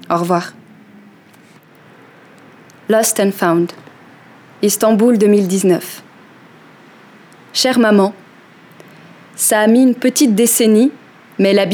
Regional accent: Geneva, Switzerland; Je sais que je n'arrête pas de répéter que je ne me sens plus chez moi à Genève, mais c'est ce que j'ai de plus proche d'un chez moi, en attendant ma prochaine destination.

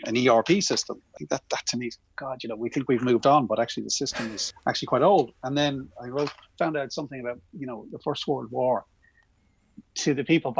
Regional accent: Ireland; as an Irish man

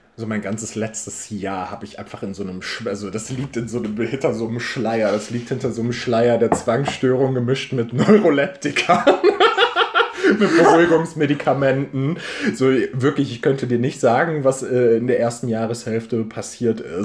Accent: Ruhr area, North Rhine-Westphalia, Germany; ich komme auch aus dem Ruhrgebiet

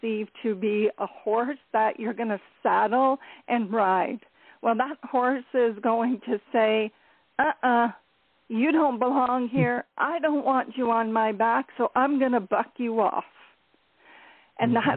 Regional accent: Ontario, Canada; I am from Ontario, Canada

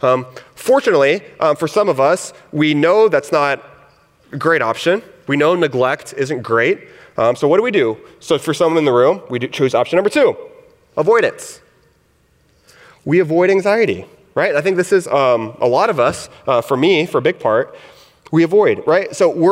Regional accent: the South, United States; I grew up in the South, hence my accent.

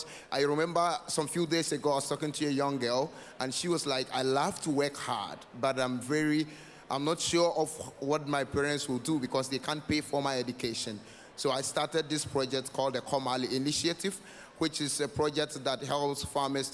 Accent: northern Ghana, Ghana; I'm from northern Ghana

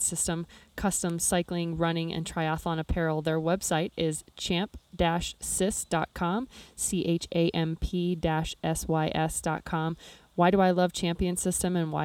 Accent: Nebraska, United States; my home state of Nebraska

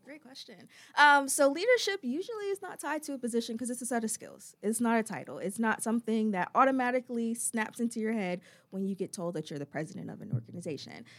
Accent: Chesapeake, Virginia, United States; moved away as an adult; also born or lived in Bronx, New York / North Carolina; now in Greensboro, United States; originally from the Bronx, New York, but I grew up in Chesapeake, Virginia

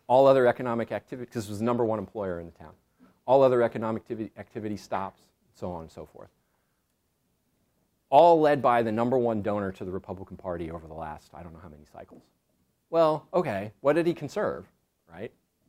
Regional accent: Pacific coast, United States; I used to fish just because I grew up on the Pacific coast

